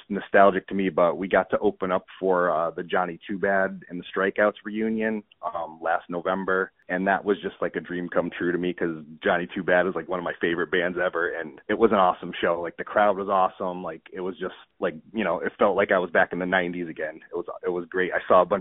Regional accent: Connecticut, United States; now in West Springfield, United States; I'm from Connecticut originally, but I live in Massachusetts now

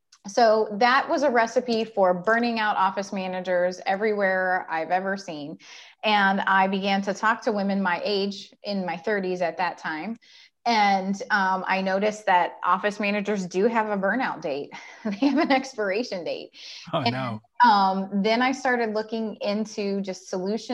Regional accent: Ohio, United States; I'm from Ohio. I've been in Central Ohio for probably 15 years, but I'm just basically from Ohio.

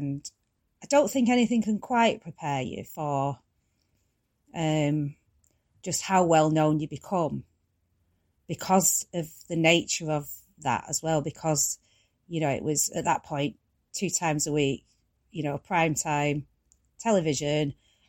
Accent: Ashton, North West England, United Kingdom; Yes, yeah. And mostly Ashton, yeah.

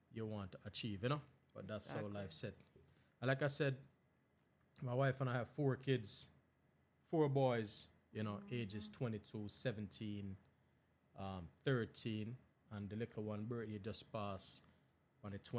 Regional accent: Westmoreland, Jamaica; now in Georgia, United States; growing up in Jamaica as a kid

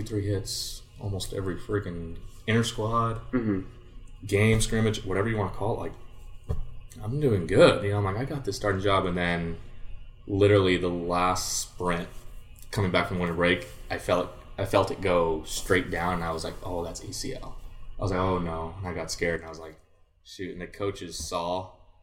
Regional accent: Santa Ana, California, United States; I was pretty much the only Mexican kid on the team and the only kid from Santa Ana

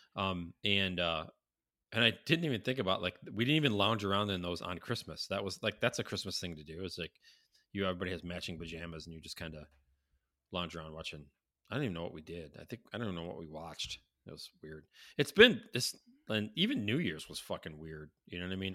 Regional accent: Syracuse, New York, United States; growing up in Syracuse

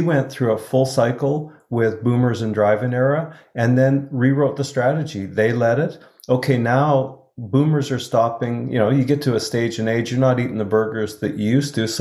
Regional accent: Edmonton, Alberta, Canada; Chris and I both grew up in Edmonton

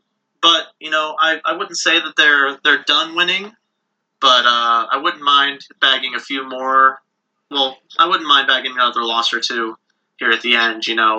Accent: Cincinnati, Ohio, United States; now in Cleveland, United States; my hometown team, Cincinnati Reds

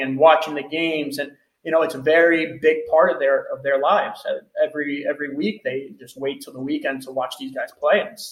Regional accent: United States; moved away as an adult; now in Portugal; Being American

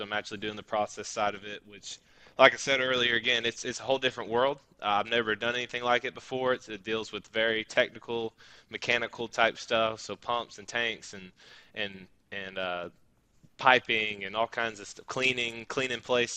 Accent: Birmingham, Alabama, United States; I'm also from Birmingham. We didn't know each other while we lived there at all.

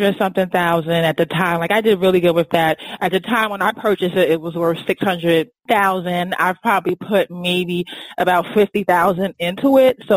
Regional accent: New York City, New York, United States; now in Washington, D.C., United States; I grew up in Brooklyn

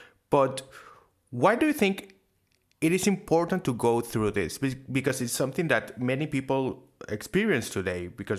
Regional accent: Venezuela; now in Argentina; No, in Venezuela.

